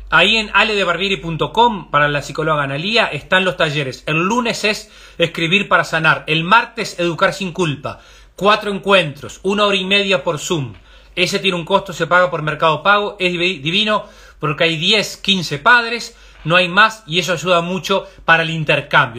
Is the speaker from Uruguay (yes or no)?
yes; Uruguay; como uruguayos